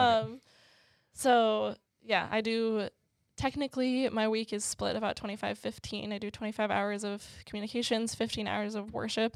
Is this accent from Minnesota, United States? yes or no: yes; Maple Plain, Minnesota, United States; also born or lived in Georgia; I moved at about a year old to Minneapolis, or the Minneapolis suburbs. Um, so I grew up there my whole life